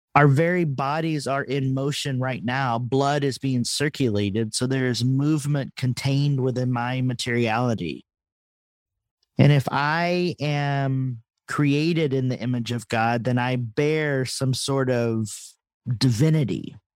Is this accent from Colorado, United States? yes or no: no; Texas, United States; accent: Texas; moved away; when I left Texas, I suppress my accent